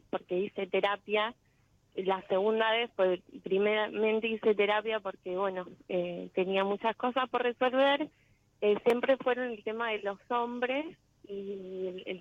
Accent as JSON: {"language": "Spanish", "town": "General Pacheco", "region": "Buenos Aires Province", "country": "Argentina", "said": "De Pacheco"}